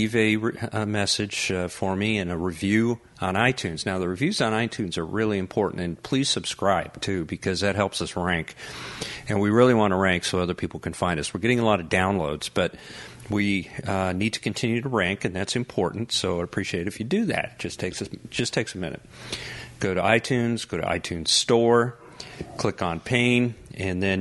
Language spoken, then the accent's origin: English; Colorado, United States; moved away; I'm originally from Colorado